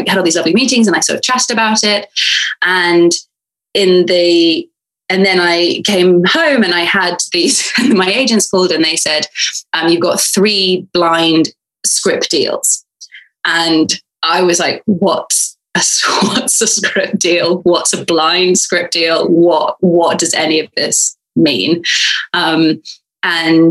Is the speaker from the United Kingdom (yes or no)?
yes; United Kingdom; I'm a British girl